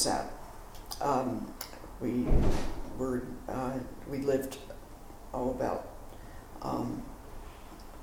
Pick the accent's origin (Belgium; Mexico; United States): United States; New Jersey; moved away as an adult; now in Seattle, United States; I moved from New Jersey out to Seattle